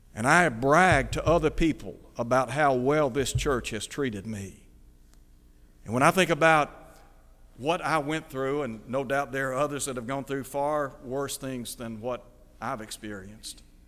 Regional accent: Chattanooga, Tennessee, United States; moved away as an adult; also born or lived in Nashville; now in Mid-South, United States; I grew up in Chattanooga, lived for many years there, graduating from high school

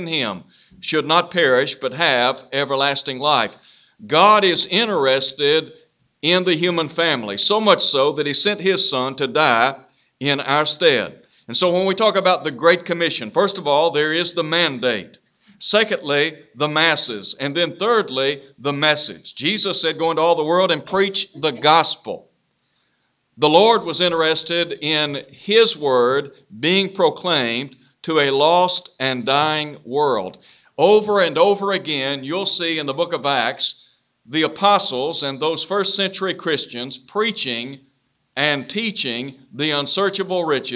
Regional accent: Chattanooga, Tennessee, United States; when I was growing up in Chattanooga

